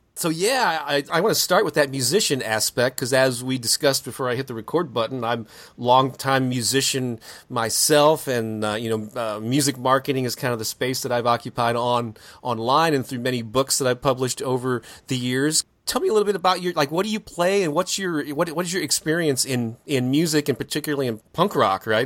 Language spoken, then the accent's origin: English; St. Louis, Missouri, United States; local bands got in my hometown of Saint Louis, Missouri.